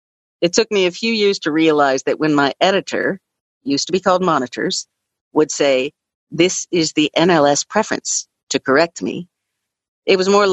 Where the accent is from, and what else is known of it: Louisville, Kentucky, United States; born or raised there